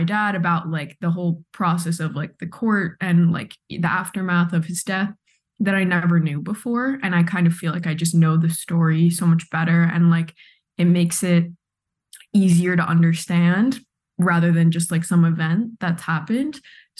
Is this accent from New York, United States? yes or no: yes; Pearl River, New York, United States; For anyone who knows Pearl River, it really just is like everyone's from Ireland, a few people from England. I'm 100% Irish